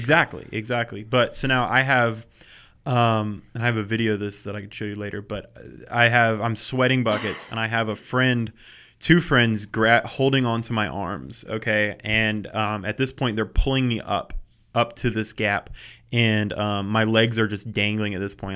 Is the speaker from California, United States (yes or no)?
no; around Charlotte, North Carolina, United States; growing up around Charlotte, I never really came into the city